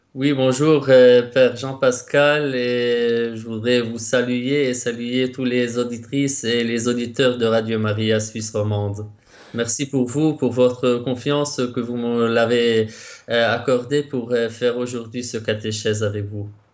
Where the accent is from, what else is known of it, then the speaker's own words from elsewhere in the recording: Lebanon; moved away as an adult; now in Rome, Italy; je suis né au Liban et puis je suis entré au séminaire de ma congrégation au Liban en 2010